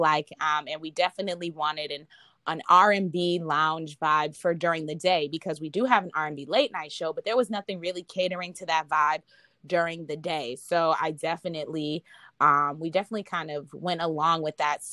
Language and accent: English; Minnesota, United States; moved away; also born or lived in Boston, Massachusetts; I was born in Boston and I was raised in Minnesota